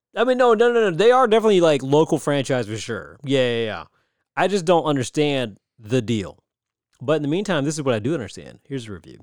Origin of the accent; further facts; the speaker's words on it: United States; I'm American